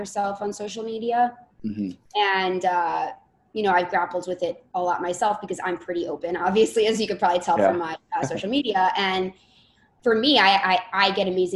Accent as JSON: {"language": "English", "area": "Bergen County", "region": "New Jersey", "country": "United States", "tie": "born or raised there", "said": "I'm from North Jersey, and it's right over the bridge, So Bergen County area"}